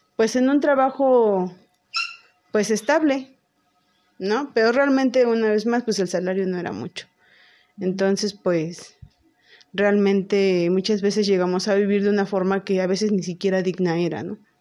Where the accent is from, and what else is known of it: Teziutlán, Puebla, Mexico; born or raised there; moved away as an adult; now in Puebla, Mexico